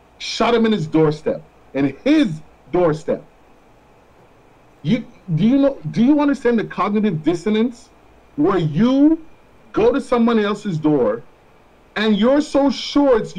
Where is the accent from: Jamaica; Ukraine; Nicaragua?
Jamaica; first language Jamaican Patois; also born or lived in Florida, United States; now in United States; I grew up in Jamaica